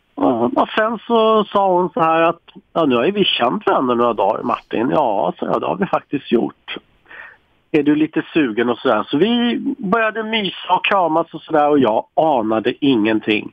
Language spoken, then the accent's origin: Swedish; Sweden; som svensk är man så jäkla stolt